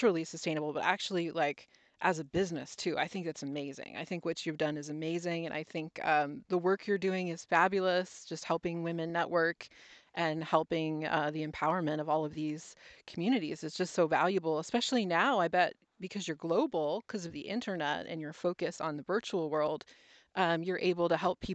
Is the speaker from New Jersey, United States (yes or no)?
yes; New Jersey, United States; now in Oregon, United States; We grew up in New Jersey.